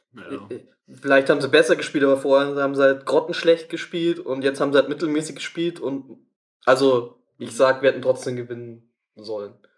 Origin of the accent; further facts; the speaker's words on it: Tegernsee, Bavaria, Germany; aus meinem Geburtsort Tegernsee